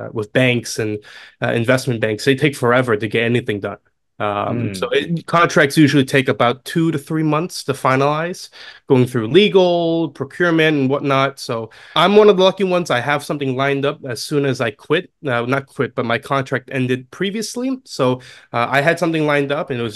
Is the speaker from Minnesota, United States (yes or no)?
no; New York City, New York, United States; born and raised in New York City. Been here all my life, and I'm still here.